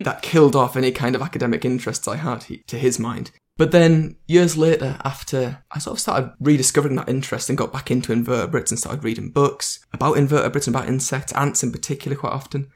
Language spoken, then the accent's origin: English; North East England, United Kingdom; I'm English and I'm from the, the northeast of England